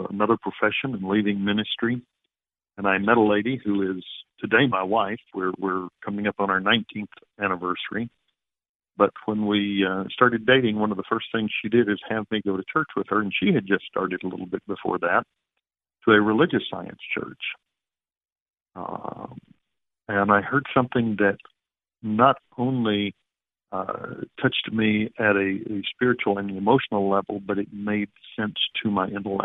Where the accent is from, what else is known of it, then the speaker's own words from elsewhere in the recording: the South, United States; I grew up in the South